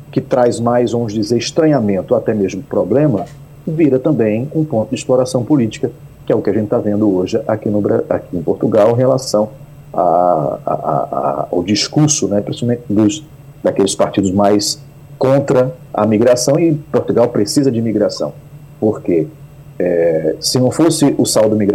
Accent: Northeast Region, Brazil; Eu sou nordestino, mas o fato de não ter um sotaque muito forte do Nordeste, né, é, é, é, me facilita a vida em relação a outro nordestino que está aqui com um sotaque muito forte.

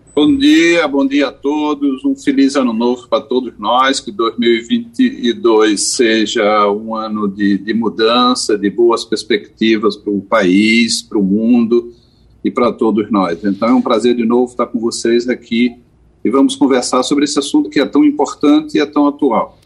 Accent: Caruaru, Pernambuco, Brazil; also born or lived in Porto Alegre; Eu sou um cara que nasceu em Caruaru, então sou um cara do interior.

